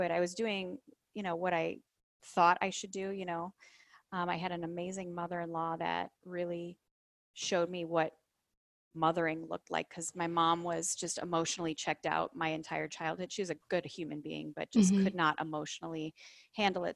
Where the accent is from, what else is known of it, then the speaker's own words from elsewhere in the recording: Chicago, Illinois, United States; I grew up in the Midwest of Chicago, Illinois